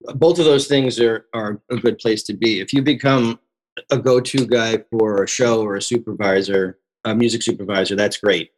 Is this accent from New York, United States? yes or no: yes; Long Island, New York, United States; moved away as an adult; also born or lived in Queens, New York; now in Los Angeles, United States; I'm from the East Coast originally. I grew up in New York. I, I grew up on Long Island.